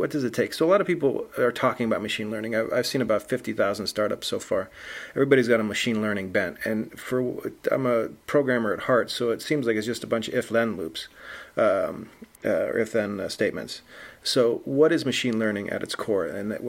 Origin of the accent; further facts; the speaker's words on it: England, United Kingdom; Am I going to be calling into British Airways, and if it knows I'm from England, it's going to be nicer to me, or what's the situation?